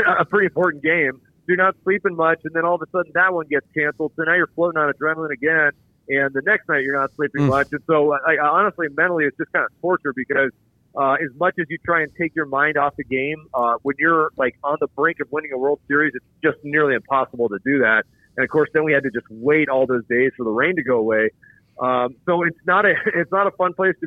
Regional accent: Colorado, United States; moved away; I grew up in Colorado

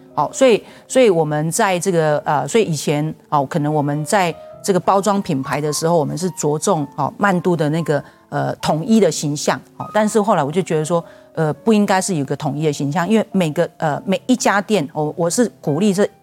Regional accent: Taipei, Taiwan; 我是小学才到这个，呃，要读小学才到台北

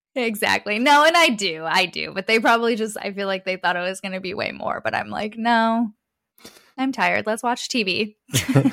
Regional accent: Detroit, Michigan, United States; I was born in Metro Detroit, so Southeast Michigan. I was born and raised there

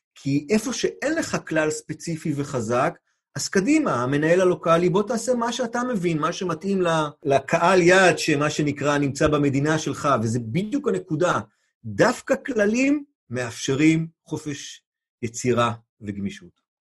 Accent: Israel; לנו כישראלים

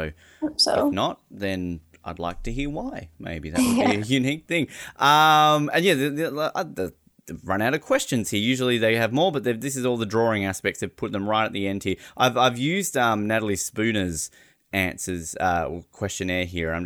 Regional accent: Australia; as an Australian

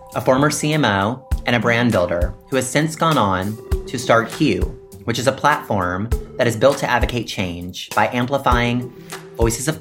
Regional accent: Mississippi, United States; now in New York City, United States; I come from Mississippi

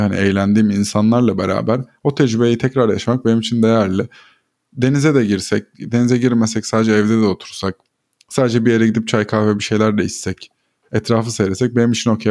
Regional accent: Black Sea Region, Turkey; also born or lived in Ordu; now in Istanbul, Turkey; Karadenizliyim zaten

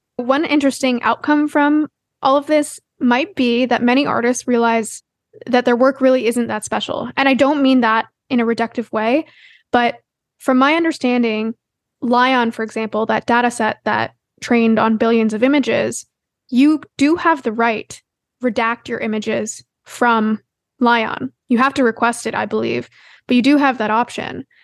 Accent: Canada; As a Canadian

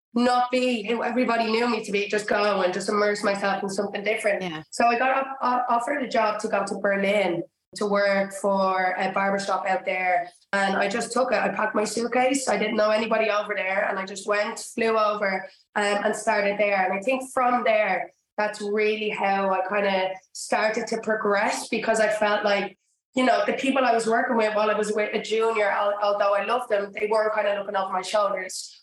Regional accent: Dublin, Leinster, Ireland; moved away as an adult; also born or lived in Georgia, United States; now in London, United Kingdom; I grew up in Dublin in Ireland

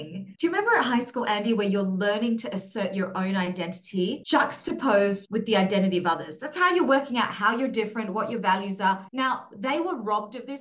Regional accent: Australia; now in Singapore; where I grew up in Australia was very suburban

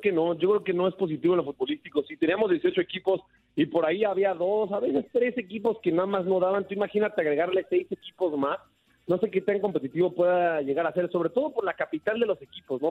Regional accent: Mexico

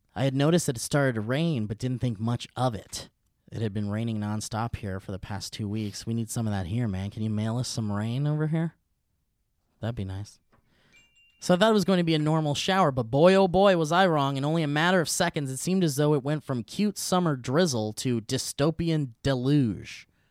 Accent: Oxnard, California, United States; also born or lived in Calabasas / Thousand Oaks / Tarzana; I grew up in Oxnard where we didn't even need, we didn't need air conditioning units 'cause we were by the ocean

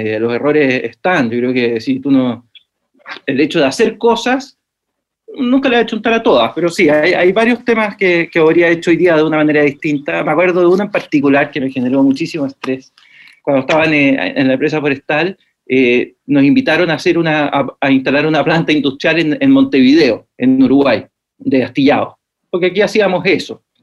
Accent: Santiago, Santiago Metropolitan Region, Chile; moved away as an adult; also born or lived in Los Ángeles, Biobío, Chile; de Santiago de Chile. Toda la vida nací acá, eh, y, pero viví hasta los 25 años en Santiago

